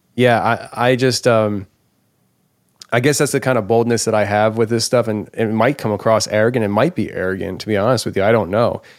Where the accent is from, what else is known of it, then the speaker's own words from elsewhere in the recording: Philadelphia, Pennsylvania, United States; moved away as an adult; now in Tennessee, United States; I come from the Philadelphia area where I assume everybody wants to hurt me